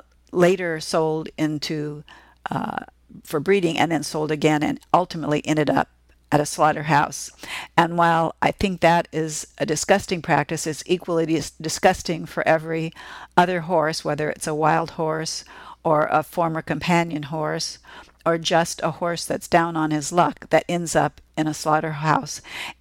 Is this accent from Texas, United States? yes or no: no; California, United States; I grew up in the California horse racing scene